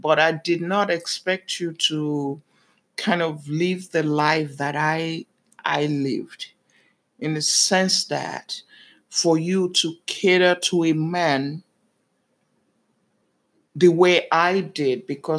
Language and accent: English; Nigeria; now in New York, United States; I was born in Nigeria.